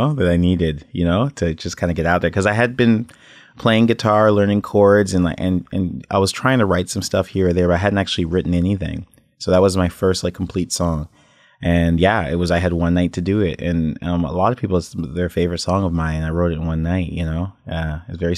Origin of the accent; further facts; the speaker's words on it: Toronto, Ontario, Canada; I was born in Toronto